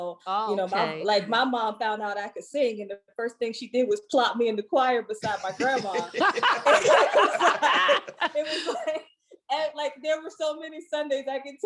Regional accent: Southern Virginia, United States; moved away as an adult; now in Washington, D.C., United States; I'm originally from Southern Virginia, not the 757

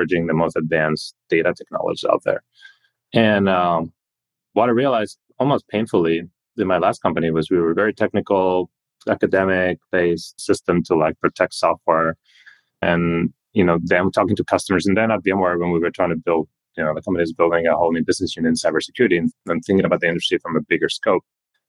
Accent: Spain; moved away as an adult; also born or lived in New York / Boston / Switzerland; now in Silicon Valley, United States; I grew up in Europe, in Spain, went to German school, then kind of immigrated to America to go to college

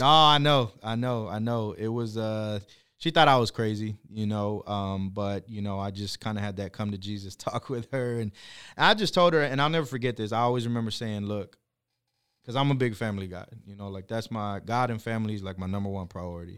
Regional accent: Corpus Christi, Texas, United States; originally from Corpus Christi

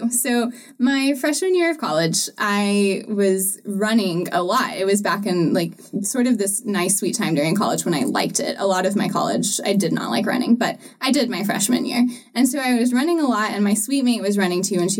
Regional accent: Georgia, United States; also born or lived in Chattanooga, Tennessee / Utah / South Florida; So I was born in Chattanooga, um, but lived sort of across the Georgia line. Lived in Utah for a little bit, moved down to South Florida, and then went to high school

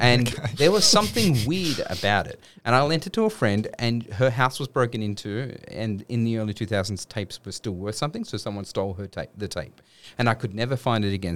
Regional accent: Sydney, New South Wales, Australia; I was born in Blacktown Hospital in the western suburbs of Sydney, mm-hmm. and then grew up in a suburb called St Clair

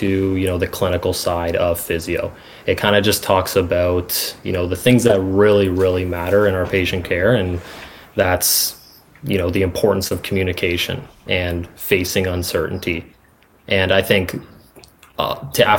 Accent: Georgetown, Ontario, Canada; also born or lived in Toronto, Ontario; I was born in Toronto, Ontario, and then at the age of six, I moved to Georgetown, Ontario

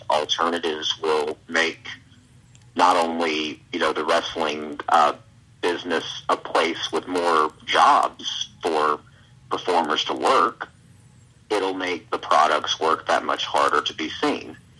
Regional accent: Alabama, United States; I'm from Alabama

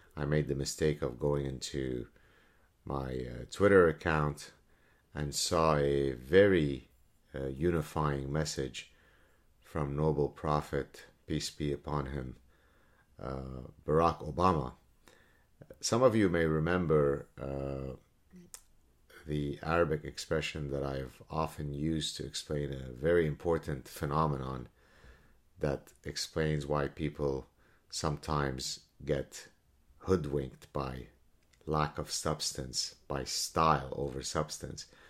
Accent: Canada; as a Canadian

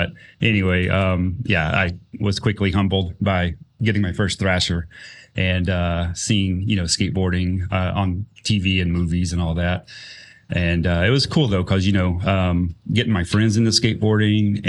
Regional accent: Mississippi, United States; also born or lived in Indiana; I was originally from Indiana, and we moved to Mississippi and when I was about 5

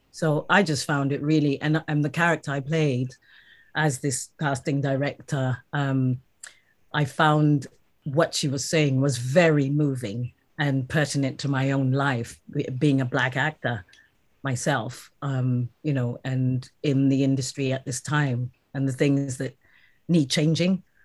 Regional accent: South Africa; now in United Kingdom; I'm currently based in the UK, but yes, I am South African

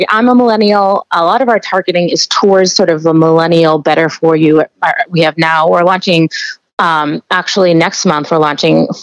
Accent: New York, United States; I'm from New York

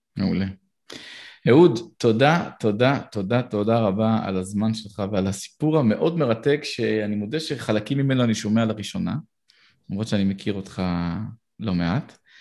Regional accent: Israel; אנחנו בתור ישראלים

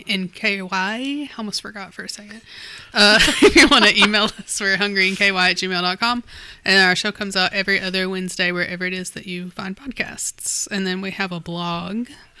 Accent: Kentucky, United States; Yes, I grew up in Mountain Dew land, so that's where I get it from.

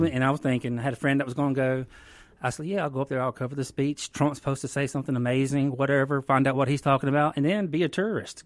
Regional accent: Greenville, Mississippi, United States; I'm from the Mississippi Delta, the Greenville, Washington County area.

